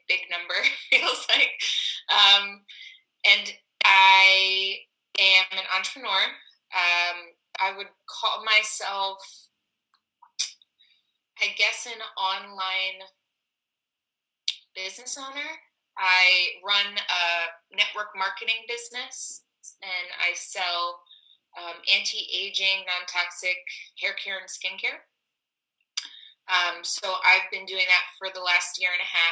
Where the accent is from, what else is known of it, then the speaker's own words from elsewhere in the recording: Cape May, New Jersey, United States; moved away as an adult; now in Philadelphia, United States; I grew up in Cape May, New Jersey, so definitely not a city kid.